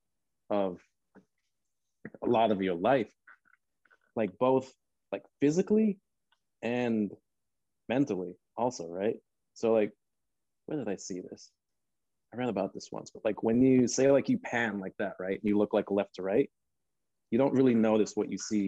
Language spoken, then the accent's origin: English; Northern Nigeria, Nigeria; now in Los Angeles, United States; growing up in Nigeria, I grew up in the north.